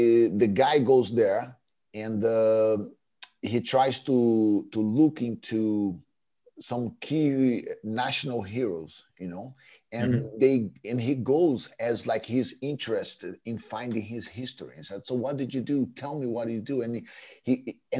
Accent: Brazil; growing up in Brazil

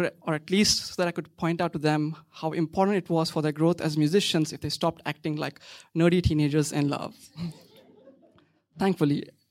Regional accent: Pattaya, Chonburi, Thailand; She grew up in Sharjah in the UAE. I grew up in Pattaya in South Thailand.

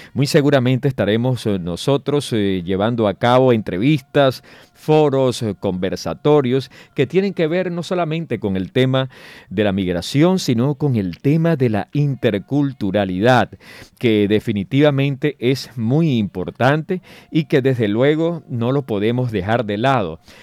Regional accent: Venezuela; now in Colombia; Nosotros como migrantes venezolanos

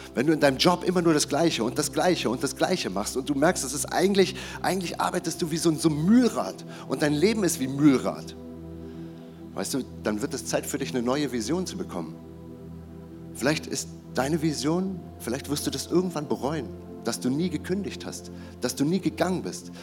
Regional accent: Germany; bin ich als Deutscher auf die Welt gekommen

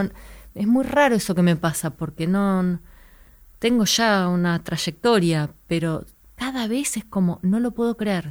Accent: Buenos Aires, Argentina; yo vivía, nací y crecí en Santa Fe y Ortiz, enfrente del cine

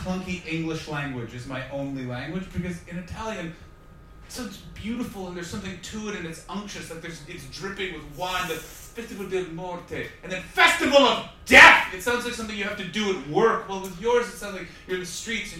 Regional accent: Canada; now in London, United Kingdom; I'm from Canada

